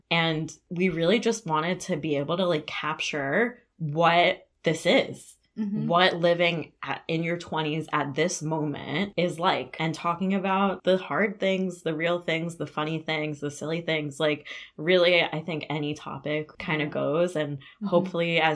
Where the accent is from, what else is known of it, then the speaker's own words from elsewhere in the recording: South Florida, United States; moved away as an adult; now in Ann Arbor, United States; I'm from South Florida.